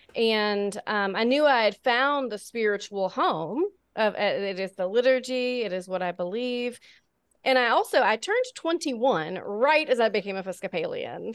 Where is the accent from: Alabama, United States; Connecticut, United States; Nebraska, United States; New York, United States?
Alabama, United States; born and raised in Alabama